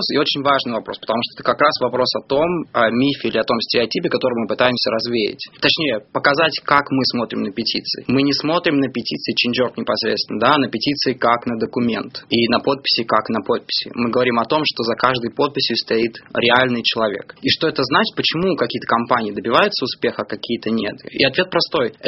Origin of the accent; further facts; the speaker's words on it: Belarus; я сам из Беларуси